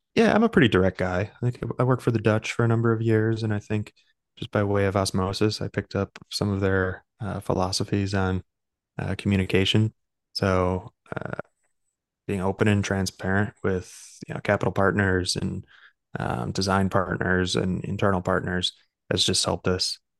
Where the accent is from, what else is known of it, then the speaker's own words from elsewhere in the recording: Chicago, Illinois, United States; moved away as an adult; also born or lived in New York; I'm a Midwesterner, right? So I grew up in Chicago